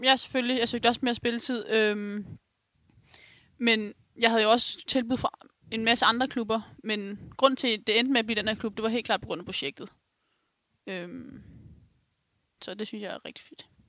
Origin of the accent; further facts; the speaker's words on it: Ganløse, Capital Region of Denmark, Denmark; Jeg kommer fra Galløse selv